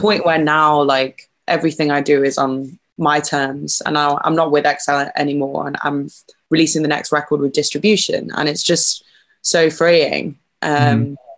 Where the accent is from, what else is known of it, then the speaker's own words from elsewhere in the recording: a little town just north of Liverpool, North West England, United Kingdom; also born or lived in York; I was born in York, but grew up in uh, this little town just north of Liverpool